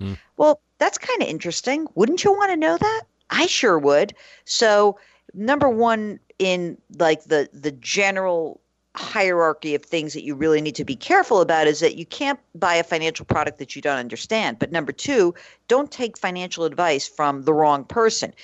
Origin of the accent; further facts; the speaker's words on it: New York, United States; moved away as an adult; also born or lived in New England; I'm from New York originally